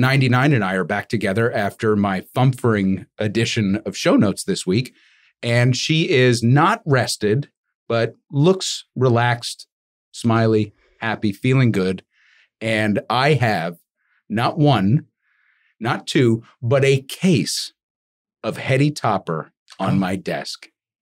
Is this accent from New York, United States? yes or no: yes; New York, United States; one of the things that really struck me as a New Yorker